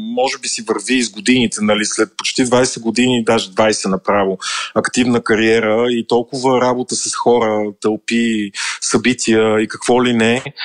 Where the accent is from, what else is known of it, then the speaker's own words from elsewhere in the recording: Kyustendil, Kyustendil Province, Bulgaria; в моя роден град Кюстендил